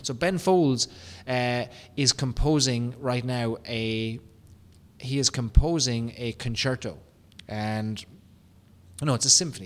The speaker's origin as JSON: {"language": "English", "country": "Ireland", "accent": "Irish", "said": "my Irish accent"}